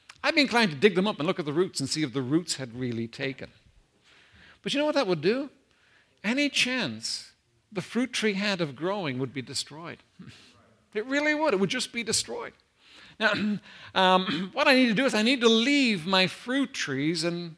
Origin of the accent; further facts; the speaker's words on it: Ireland; I come from Ireland, Holy Catholic Ireland